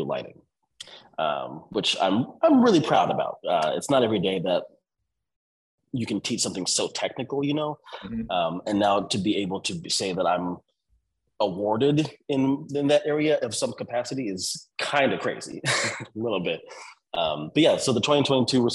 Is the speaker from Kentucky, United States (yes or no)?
no; San Diego, California, United States; also born or lived in Escondido / La Mesa; born and raised in San Diego, California, like Paradise Hills, Spring Valley area